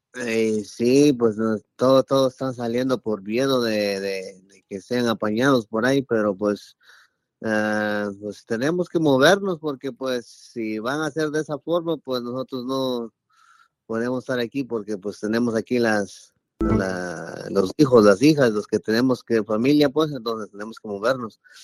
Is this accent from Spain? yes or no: no; Oaxaca, Mexico; now in Florida, United States; encontré a un amigo paisano mío, que nosotros somos de Oaxaca